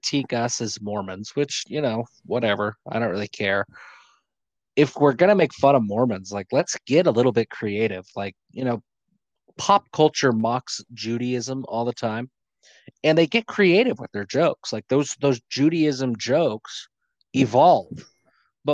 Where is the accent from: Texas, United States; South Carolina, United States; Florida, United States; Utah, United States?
Utah, United States; Logan; I'm from Cache Valley. So I was born in Logan.